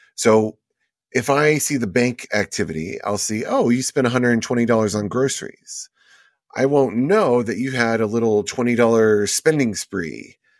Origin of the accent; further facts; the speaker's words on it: Houston, Texas, United States; also born or lived in Las Vegas; I grew up in Houston, but a lot of my time was spent in Vegas